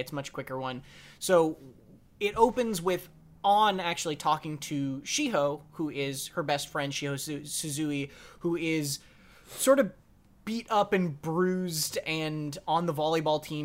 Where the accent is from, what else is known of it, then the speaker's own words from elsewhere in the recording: United States; as an American